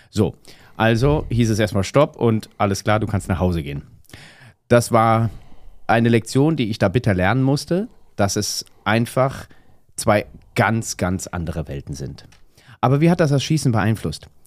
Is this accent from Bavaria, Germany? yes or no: no; Hamburg, Germany; ich komme aus Hamburg.